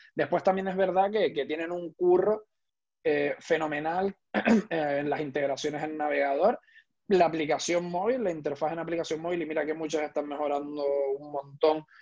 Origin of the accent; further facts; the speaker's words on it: Tenerife, Canary Islands, Spain; tanto Héctor como yo somos canarios, concretamente de, de Tenerife